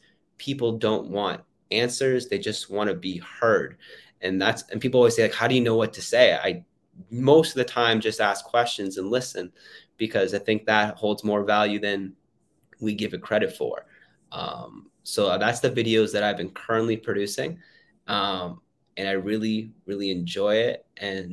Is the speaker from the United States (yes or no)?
no; Canada; I flew back home to my hometown in Canada